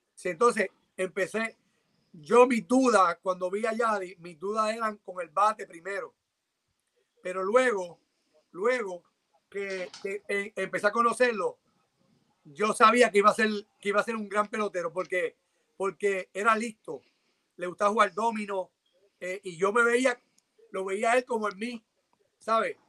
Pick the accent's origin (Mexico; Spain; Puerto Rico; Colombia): Puerto Rico; Yo llegué, como puertorriqueño